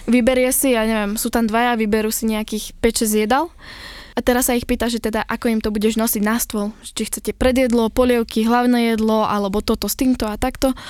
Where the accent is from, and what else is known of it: Topoľčany, Nitra Region, Slovakia